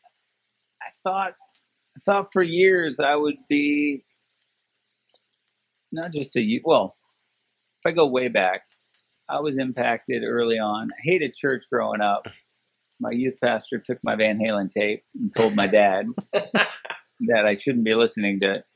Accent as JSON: {"language": "English", "town": "Sacramento", "region": "California", "country": "United States", "tie": "born or raised there", "said": "I grew up in Sacramento"}